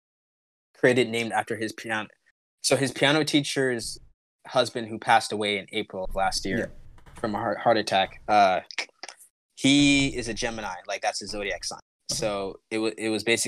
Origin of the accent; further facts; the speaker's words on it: United States; growing up in America